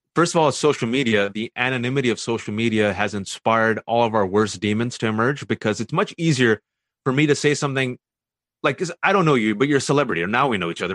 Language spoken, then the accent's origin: English; Fremont, California, United States; I was born and raised in the Bay Area, California, Fremontestant to be exact